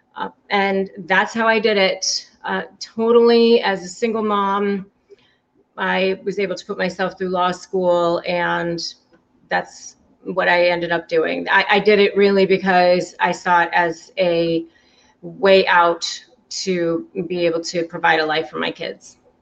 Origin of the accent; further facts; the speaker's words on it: McLean, Virginia, United States; moved away as an adult; also born or lived in California; now in Florida, United States; I grew up in the Washington, D.C. area, Northern Virginia, McLean, Virginia